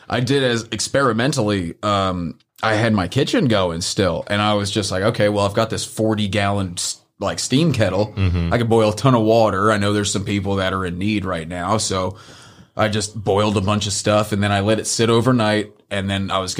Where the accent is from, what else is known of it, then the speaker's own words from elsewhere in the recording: Northeast, United States; now in Memphis, United States; I'm from the Northeast